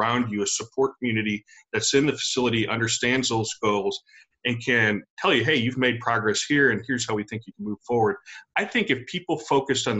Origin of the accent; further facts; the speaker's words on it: United States; moved away as an adult; also born or lived in Texas / Louisiana; now in St. Louis, United States; I am a transplant. I grew up in Texas in Louisiana.